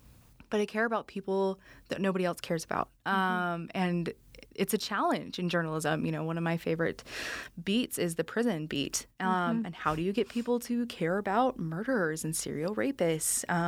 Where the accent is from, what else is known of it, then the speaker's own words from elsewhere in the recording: Utah, United States; moved away; I'm from Utah, too.